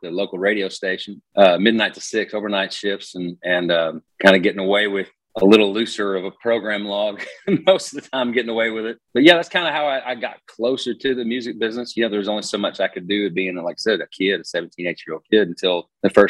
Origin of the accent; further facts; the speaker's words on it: Rogers, Arkansas, United States; moved away; I'm from Rogers, Arkansas.